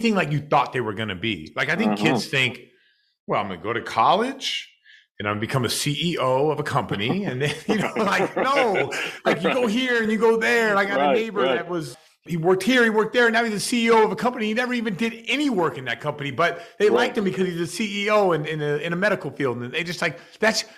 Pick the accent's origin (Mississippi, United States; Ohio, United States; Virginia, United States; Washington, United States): Washington, United States; Seattle; moved away as an adult; now in Massachusetts, United States; as what I grew up with in Seattle